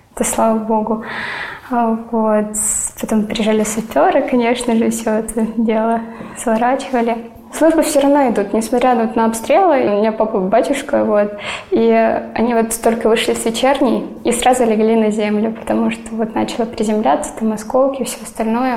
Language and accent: Russian; Donetsk, Donetsk Oblast, Ukraine; moved away as an adult; now in Sevastopol, Crimea; Я родилась и выросла в Донецке.